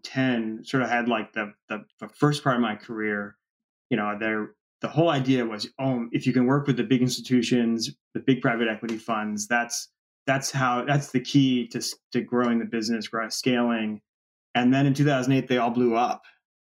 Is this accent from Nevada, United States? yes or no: no; Washington, District of Columbia, United States; Yeah, I mean, Washington, D.C., everybody thinks of it as a political town, but it's really a real estate town. And I come from a real estate family, spent a whole life in real estate.